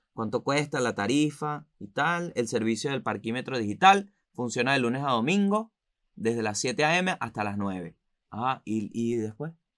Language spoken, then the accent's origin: Spanish; Venezuela; moved away